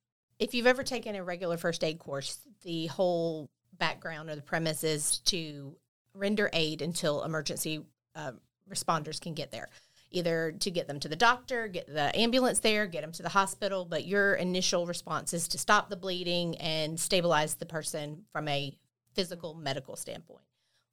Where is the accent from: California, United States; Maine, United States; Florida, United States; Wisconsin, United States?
Florida, United States; Bay County; I was born and raised here in Bay County